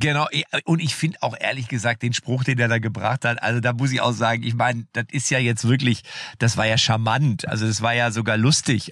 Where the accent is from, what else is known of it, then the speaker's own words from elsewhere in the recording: Germany; bei uns in Deutschland